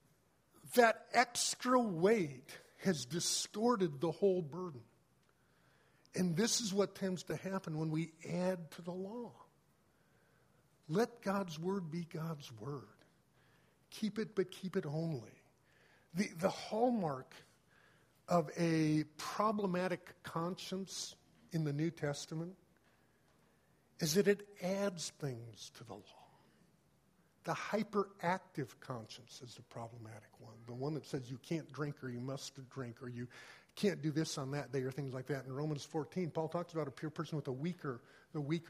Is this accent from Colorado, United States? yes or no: yes; Colorado, United States; I grew up in Colorado